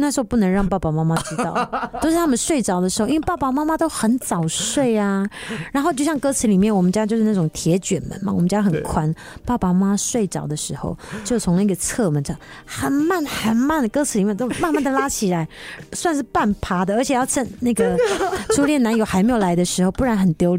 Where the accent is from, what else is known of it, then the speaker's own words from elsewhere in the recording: Taiwan; 因为我们原住民，我们部落每个人都很爱唱歌啊